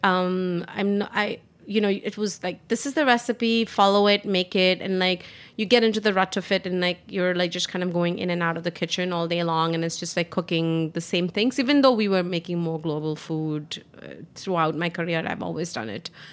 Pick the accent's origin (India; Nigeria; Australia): India; moved away as an adult; now in New York City, United States; growing up in India